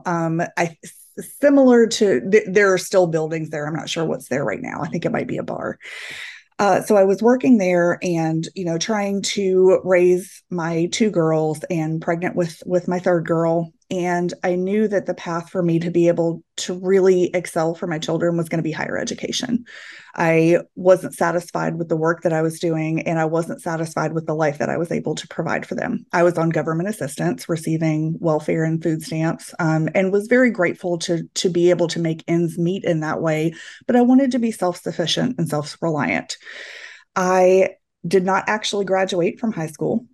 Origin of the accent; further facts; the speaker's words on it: Clarksville, Tennessee, United States; moved away; So I feel very rooted in Clarksville